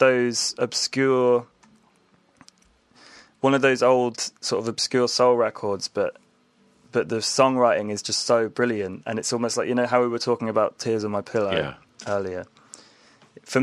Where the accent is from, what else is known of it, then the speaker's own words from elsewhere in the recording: Hampshire Dorset border, South West England, United Kingdom; where I grew up was on the Hampshire Dorset border